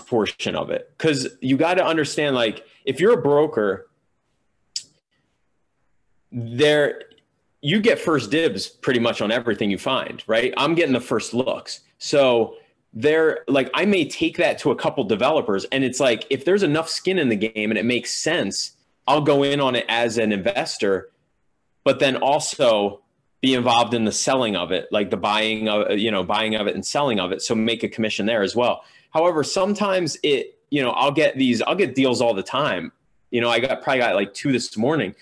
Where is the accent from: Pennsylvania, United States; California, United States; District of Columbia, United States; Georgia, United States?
Pennsylvania, United States; moved away as an adult; now in New York, United States; Pennsylvania where I grew up